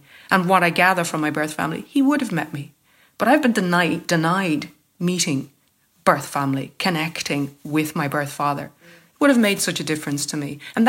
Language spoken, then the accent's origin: English; Cork, Munster, Ireland; born there; It says that I was born in County Dublin. I wasn't. That's what they write about people who were born in Cork.